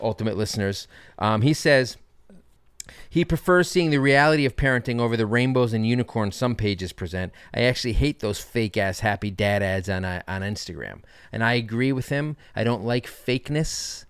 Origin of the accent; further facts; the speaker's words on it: Connecticut, United States; moved away as an adult; also born or lived in Boston; now in Brooklyn, United States; I was raised in Connecticut.